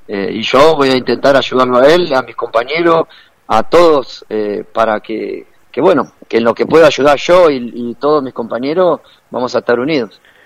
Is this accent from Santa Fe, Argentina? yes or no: no; Carlos Spegazzini, Buenos Aires Province, Argentina; nacimos con una pelota bajo el brazo en el barrio, en el potrero, por allá por Carlos Espedacini, de donde soy yo